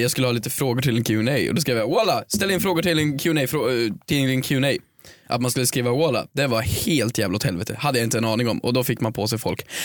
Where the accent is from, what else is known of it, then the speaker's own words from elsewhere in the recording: Sweden; Vi som svenskar är ju väldigt långt ifrån nationalister.